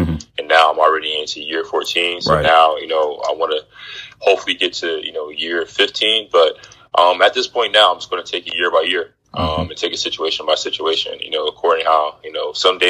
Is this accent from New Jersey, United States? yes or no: no; Philadelphia, Pennsylvania, United States; I'm from Philadelphia